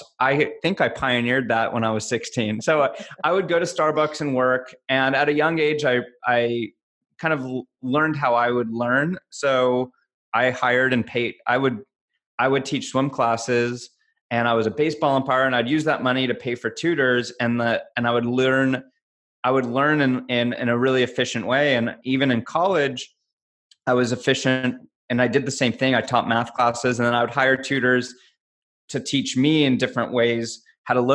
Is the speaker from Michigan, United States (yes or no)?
no; Los Angeles, California, United States; also born or lived in Agoura Hills; I'm LA. I grew up